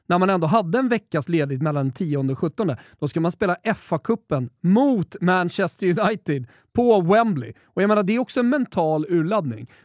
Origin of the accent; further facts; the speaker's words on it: Sweden; Galna W som man har lite problem som svensk att uttala